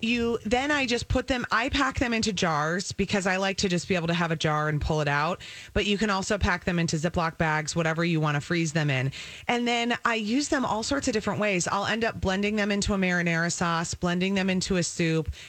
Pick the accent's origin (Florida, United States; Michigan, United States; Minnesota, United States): Minnesota, United States; also born or lived in Wisconsin; I've born and bred in Minnesota, but a Badger, so my heart is in both places